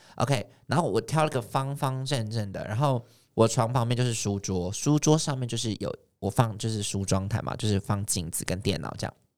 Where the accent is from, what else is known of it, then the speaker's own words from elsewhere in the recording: Taichung, Taiwan; moved away as an adult; now in Taipei, Taiwan; 我是从台中上来的嘛，嗯。然后我到台北，呃，十八岁大一那一年，开始在外面租房子